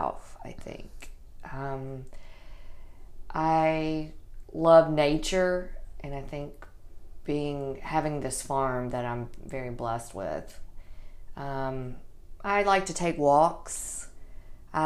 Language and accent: English; Middle Tennessee, United States; I was raised here in Middle Tennessee